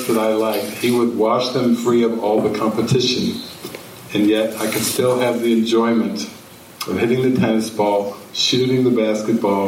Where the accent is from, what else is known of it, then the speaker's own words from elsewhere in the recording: Midwestern United States, United States; moved away as an adult; growing up in Midwestern United States